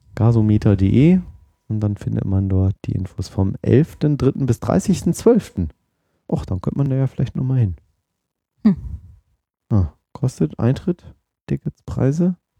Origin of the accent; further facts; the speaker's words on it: Oldenburg, Lower Saxony, Germany; accent: Hannoverisch, Hochdeutsch; moved away; ich komme ja ursprünglich aus Oldenburg, das ist ja da oben bei Bremen